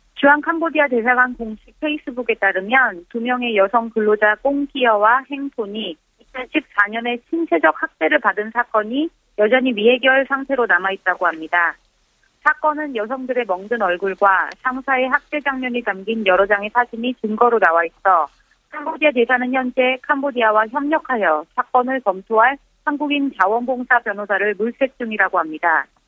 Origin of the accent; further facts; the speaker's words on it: Mongolia; Korean is a second language; now in South Korea; 지금 몽골에서 왔어요